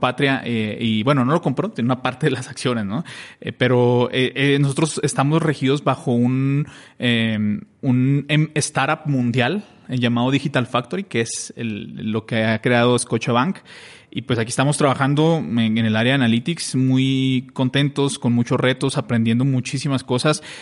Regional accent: Mexico; moved away as an adult; now in Colombia; yo soy mexicano, pero tengo viviendo en Colombia ocho años.

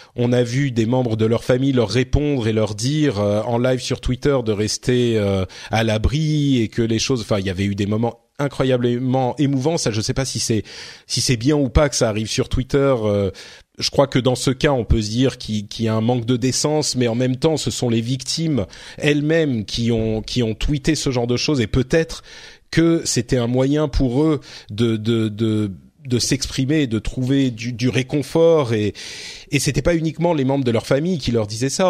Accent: France; chez nous en France

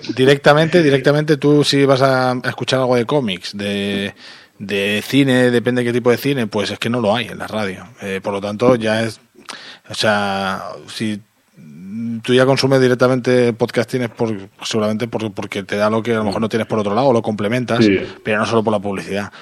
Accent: Terrassa, Catalonia, Spain; Yo soy de Tarrasa

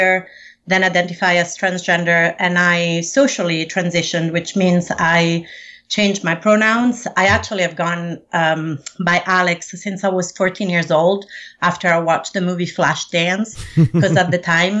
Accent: Rome, Lazio, Italy; also born or lived in Sicily; I was born in Rome, Italy. My mom is from Sicily, so I also spent a lot of time in Sicily

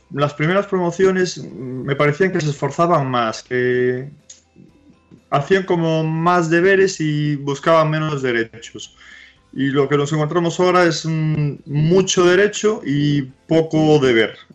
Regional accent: Andalusia, Spain; accent: Andalusian; bueno, mi, acento es andaluz, ¿eh? mi acento es andaluz.

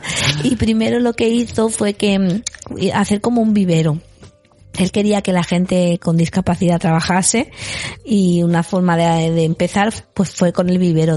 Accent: Galicia, Spain; yo en mi pueblo en Galicia

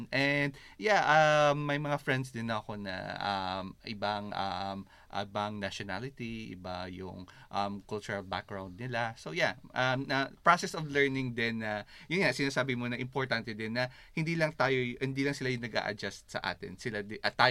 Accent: Philippines; now in Australia; maraming Filipina nurses, pero sa second work ko, parang ako lang yung isa.

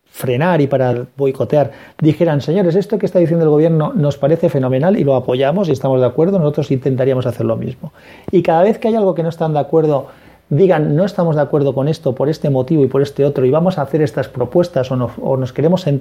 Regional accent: Valencia, Valencian Community, Spain; yo soy de Valencia, en Valencia no, se encuentra, sí en tiendas especializadas

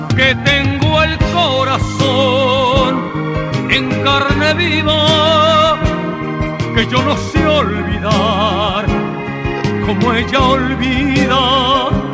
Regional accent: Ecuador; en mi país, Ecuador

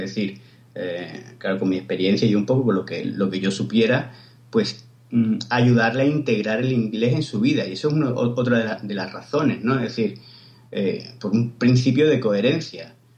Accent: Cádiz, Andalusia, Spain; now in Barcelona, Spain; yo soy de Cádiz, pero vivo en Barcelona

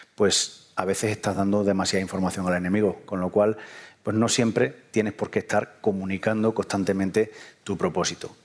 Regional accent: southern Spain, Spain; en lo que en el sur llamamos dinero

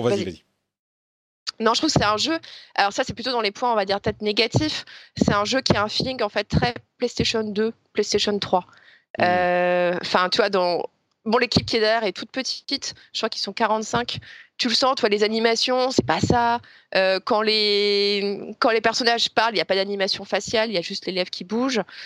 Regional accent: France; en tant que Français

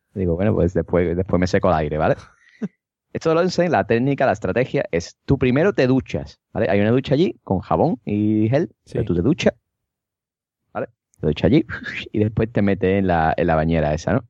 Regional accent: Cádiz, Andalusia, Spain; yo soy de Cádiz

